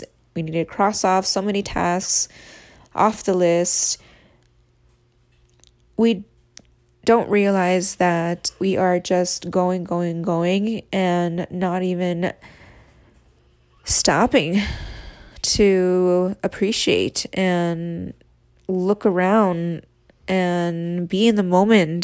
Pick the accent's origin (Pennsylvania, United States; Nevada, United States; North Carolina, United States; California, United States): Nevada, United States; Reno; moved away as an adult; now in Las Vegas, United States; I was born and raised in Reno, Nevada